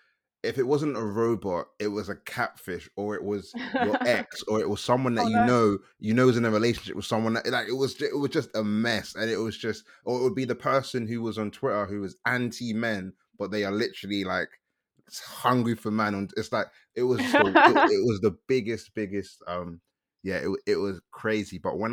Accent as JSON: {"language": "English", "country": "Nigeria", "said": "Like, I'm Nigerian"}